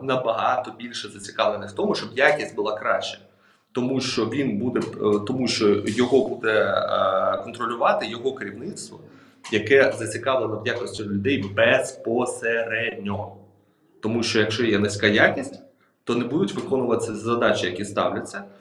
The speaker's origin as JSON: {"language": "Ukrainian", "country": "Ukraine"}